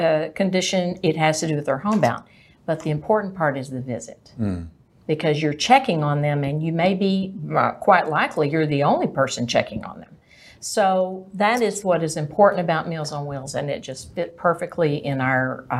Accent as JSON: {"language": "English", "town": "Greenville", "region": "Texas", "country": "United States", "tie": "born or raised there", "also_born_or_lived": "Dallas, Texas / Plano, Texas / Richardson, Texas", "lives_now": "McKinney, United States", "said": "I grew up in Greenville, Texas."}